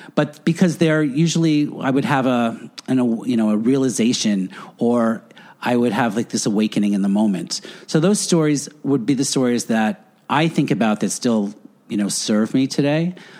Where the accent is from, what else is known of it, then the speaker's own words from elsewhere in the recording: Floral Park, New York, United States; moved away as an adult; also born or lived in Edison, New Jersey; I grew up Catholic on Long Island